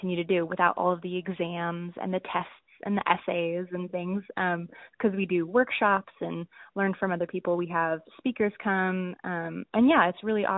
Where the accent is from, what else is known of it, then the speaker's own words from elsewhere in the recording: Indianapolis, Indiana, United States; I'm from Indianapolis, Indiana